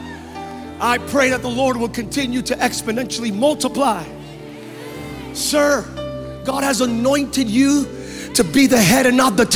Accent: United States; I'm an American

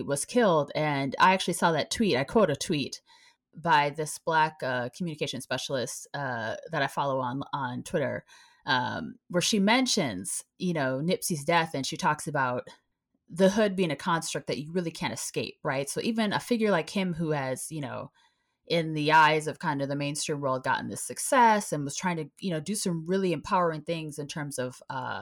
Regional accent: Minneapolis, Minnesota, United States; moved away; I grew up in the Minneapolis area

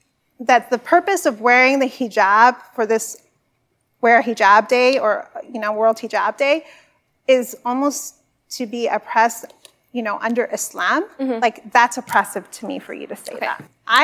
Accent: Burbank, California, United States; I was born in Burbank. I'm a California girl, right?

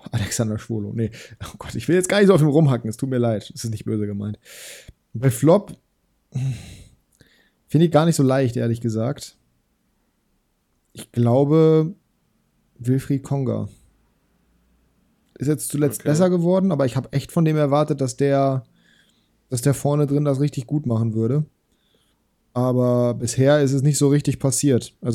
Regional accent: Bremen, Germany; Aber bei ich als Bremer sage, weil er bei Wolfsburg war

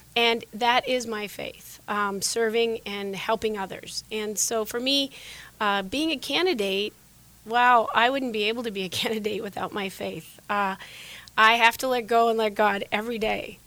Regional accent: Sheridan, Wyoming, United States; moved away as an adult; now in Arizona, United States; Those are the values I grew up with in Sheridan, Wyoming. I've been in Arizona for 28 years

